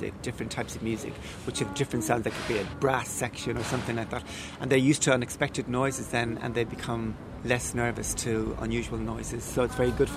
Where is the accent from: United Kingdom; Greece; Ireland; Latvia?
Ireland; Cork, Munster; growing up in Cork